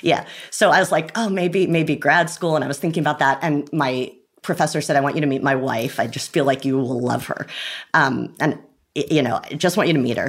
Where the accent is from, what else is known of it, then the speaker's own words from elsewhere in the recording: Rye, New York, United States; I'm from Rye, New York, which is about 45 minutes outside